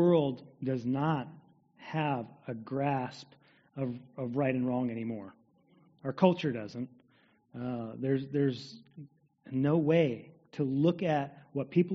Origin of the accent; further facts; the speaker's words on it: United States; As American people in the 21st century